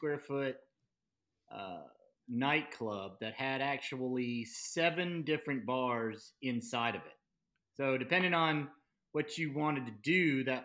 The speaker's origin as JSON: {"language": "English", "town": "Savannah", "region": "Georgia", "country": "United States", "said": "I'm from Savannah, Georgia"}